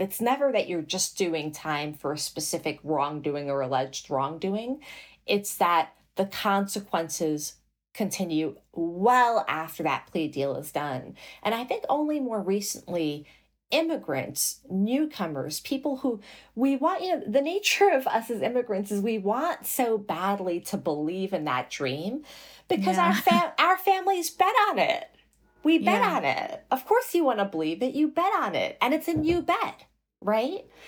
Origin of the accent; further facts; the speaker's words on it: New York City, New York, United States; also born or lived in Morocco / New Jersey; I was raised in Flushing, Queens, in New York City